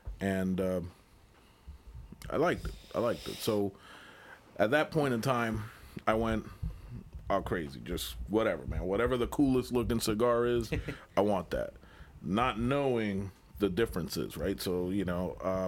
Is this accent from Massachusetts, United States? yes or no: yes; Massachusetts, United States; moved away as an adult; also born or lived in Puerto Rico; now in Florida, United States; No, I was born in Puerto Rico. Okay. Kind of raised in Massachusetts. So, I've lived in Florida now the last, I'm going to say, since 96